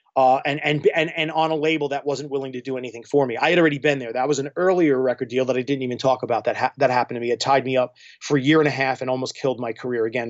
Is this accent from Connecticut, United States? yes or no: no; New York, United States; moved away as an adult; now in Clarkston, Michigan, United States; I mean, I'm not from here. I'm a New Yorker, so I moved here just, uh, uh, out of circumstance